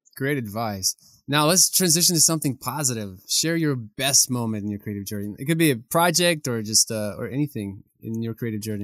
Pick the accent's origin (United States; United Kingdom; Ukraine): Ukraine; moved away; my country, Ukraine